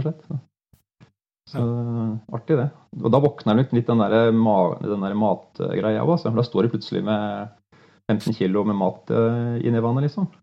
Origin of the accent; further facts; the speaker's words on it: Lågendalen, near Larvik, Vestfold, Norway; moved away as an adult; also born or lived in Ås / Vest-Agder; jeg er født i Lågendalen, opp for Larvik